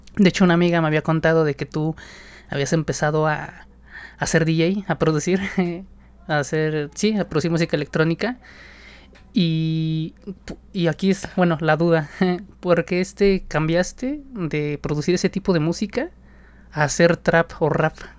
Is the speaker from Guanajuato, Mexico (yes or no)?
no; State of Mexico, Mexico; específicamente del Estado de México, de donde yo soy.